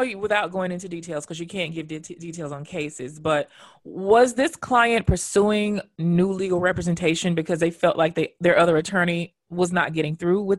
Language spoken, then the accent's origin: English; Memphis, Tennessee, United States; I'm from Memphis, Tennessee.